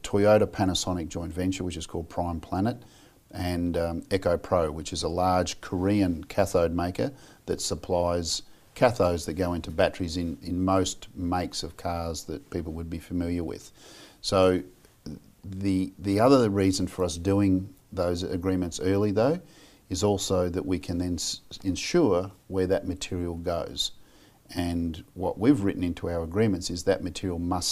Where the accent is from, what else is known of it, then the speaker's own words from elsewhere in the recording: Australia; I'm an Australian